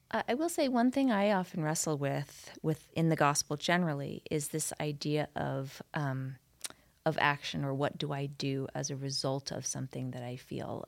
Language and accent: English; New York City, New York, United States; moved away as an adult; also born or lived in Utah; now in Salt Lake Valley, Utah, United States; growing up in New York City